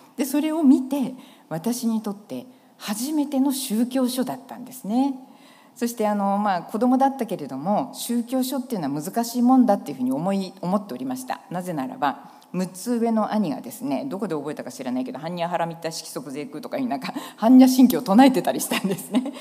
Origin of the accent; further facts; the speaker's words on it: Sendai, Miyagi, Japan; 私はもともと宮城県の仙台市で生まれ育ちまして